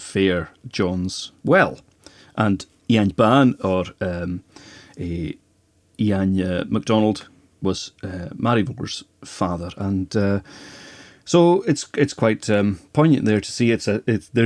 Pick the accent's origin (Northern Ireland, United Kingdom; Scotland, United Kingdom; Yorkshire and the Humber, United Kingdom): Scotland, United Kingdom; Skye; also born or lived in Lewis; I was born in Lewis, and we came over to Skye when I was five.